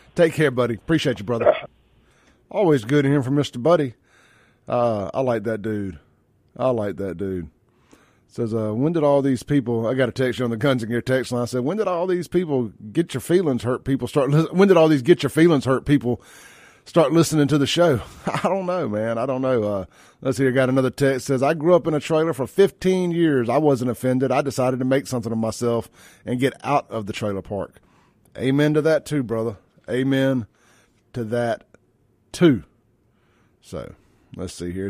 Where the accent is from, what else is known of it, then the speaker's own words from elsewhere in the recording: Jackson, Mississippi, United States; I'm from South Jackson. We ain't really had no trailers in South Jackson. Our rival was Pearl